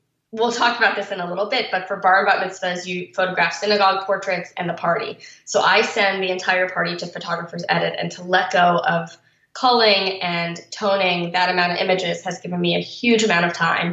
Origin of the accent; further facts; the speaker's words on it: Baltimore, Maryland, United States; I grew up in Baltimore